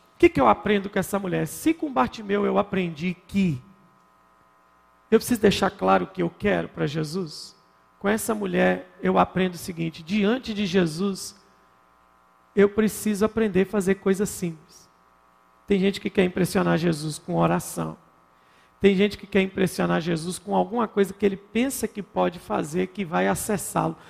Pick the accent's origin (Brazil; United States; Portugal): Brazil; Minas Gerais; como bom mineiro que sou